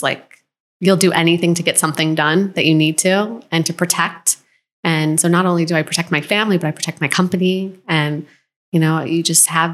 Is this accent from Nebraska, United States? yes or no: no; Buffalo, New York, United States; moved away as an adult; also born or lived in Los Angeles; I grew up in New York, in upstate New York, and kind of a small town, Buffalo